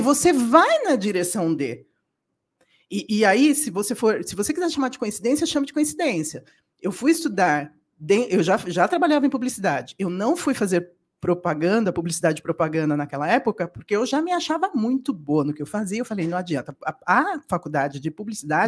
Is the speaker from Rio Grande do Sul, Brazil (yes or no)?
no; São Paulo, Brazil; also born or lived in Serra Talhada, Pernambuco, Brazil / Germany; eu nasci lá e fui criada em São Paulo